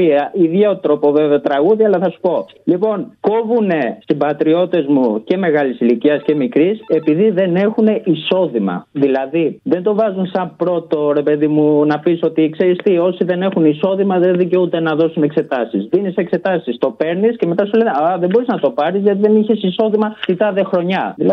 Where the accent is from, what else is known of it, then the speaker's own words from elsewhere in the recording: Albania; Greek is a second language; επειδή και εγώ είμαι από την Αλβανία